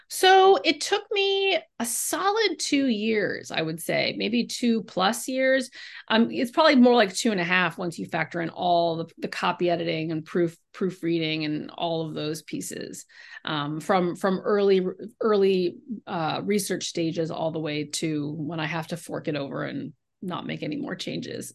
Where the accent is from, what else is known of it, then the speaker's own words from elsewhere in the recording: California, United States; I grew up in California